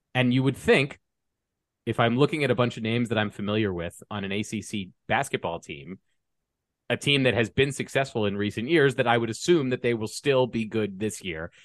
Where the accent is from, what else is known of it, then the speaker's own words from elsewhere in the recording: Washington, District of Columbia, United States; now in Colorado, United States; I grew up in the Washington, D C area